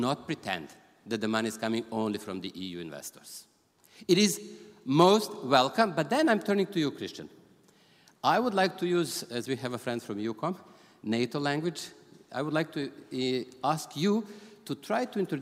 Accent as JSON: {"language": "English", "town": "Gnjilane", "country": "Kosovo", "tie": "born or raised there", "also_born_or_lived": "Serbia", "moved": "yes", "said": "I was born there and as you might know. So I'm coming from Gnjilane."}